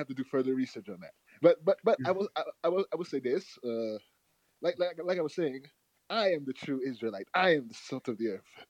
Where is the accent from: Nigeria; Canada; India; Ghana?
Nigeria; I'm from Nigeria